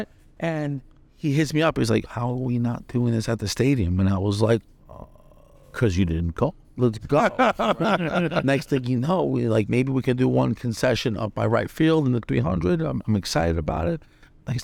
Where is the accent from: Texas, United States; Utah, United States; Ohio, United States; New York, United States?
New York, United States; Bronx; So like in growing up in the Bronx, there was two types of currency, right? There was cash that we know it, and then there was Yankee tickets.